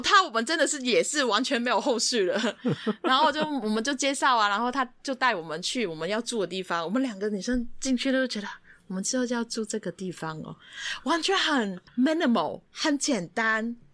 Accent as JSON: {"language": "Chinese", "country": "Hong Kong", "said": "我们香港人又不会骑机车"}